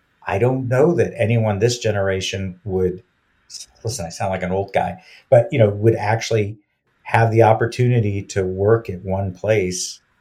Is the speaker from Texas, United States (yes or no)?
yes; Houston, Texas, United States; moved away; also born or lived in New York City / England; I grew up, to the extent that I grew up, in Houston, Texas